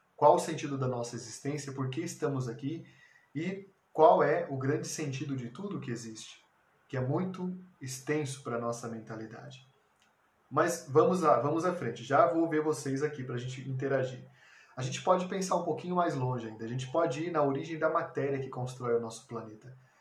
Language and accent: Portuguese; Brazil; Como brasileiros, nós temos 500 anos de sociedade